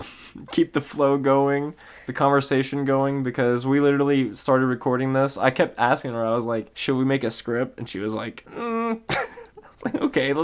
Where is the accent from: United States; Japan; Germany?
United States; the South; I'm from the South and she's from the Midwest.